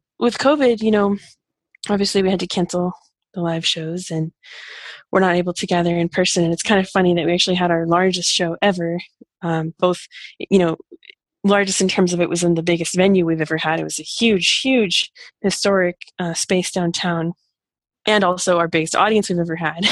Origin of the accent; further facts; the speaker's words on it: rural Oregon, United States; also born or lived in Portland, Oregon / Tel Aviv, Israel; I was born in Portland, but I grew up out in rural Oregon on a farm